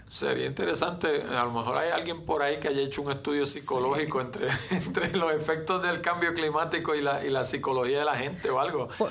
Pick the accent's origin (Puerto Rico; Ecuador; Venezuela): Puerto Rico; como puertorriqueño que vivo en la Isla Grande